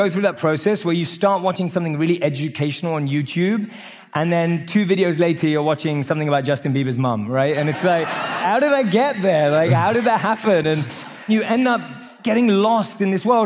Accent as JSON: {"language": "English", "region": "London", "country": "United Kingdom", "tie": "born or raised there", "said": "I grew up in London."}